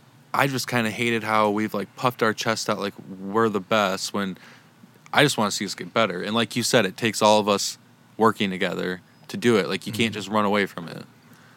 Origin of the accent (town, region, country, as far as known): United States